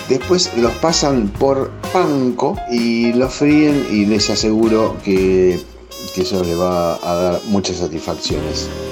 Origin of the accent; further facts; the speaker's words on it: Argentina; músico argentino